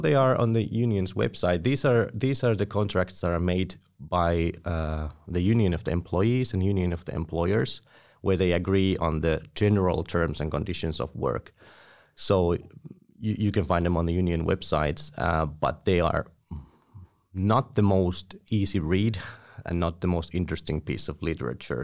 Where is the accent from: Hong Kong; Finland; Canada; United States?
Finland; Tampere, Pirkanmaa; I was born in Tampere, studied here, and I'm currently working here